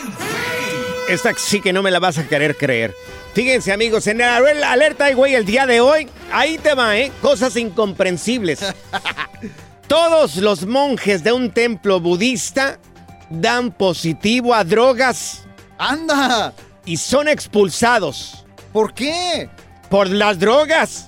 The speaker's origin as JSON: {"language": "Spanish", "region": "Jalisco", "country": "Mexico", "said": "somos los dos, somos del estado de Jalisco"}